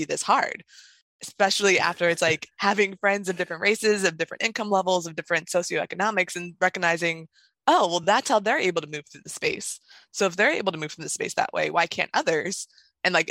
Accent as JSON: {"language": "English", "region": "Northern Virginia", "country": "United States", "tie": "born or raised there", "said": "because I'm also from Virginia, and even so growing up in a southern area, and I do, even though it's Northern Virginia, I still consider it South"}